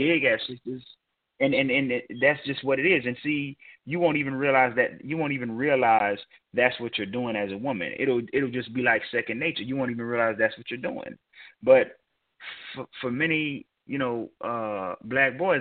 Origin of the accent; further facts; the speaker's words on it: Georgia, United States; which is in my home state